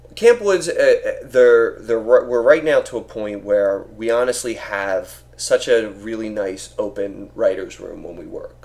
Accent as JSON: {"language": "English", "town": "Philadelphia", "region": "Pennsylvania", "country": "United States", "tie": "born or raised there"}